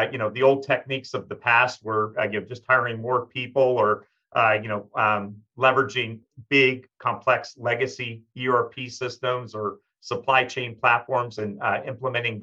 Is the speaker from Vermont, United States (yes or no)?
yes; Vermont, United States; We're both from Vermont